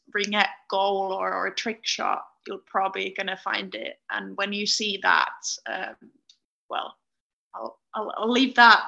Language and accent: English; Finland; moved away as an adult; now in United Kingdom; Where I grew up in Finland